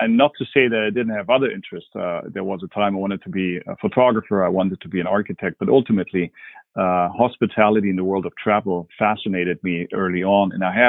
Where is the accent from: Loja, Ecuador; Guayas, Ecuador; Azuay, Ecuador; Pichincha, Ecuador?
Pichincha, Ecuador; Quito; English is a second language; also born or lived in Berlin, Germany; So I'm originally from Germany. I was born in Berlin and then brought up in Ecuador in Quito.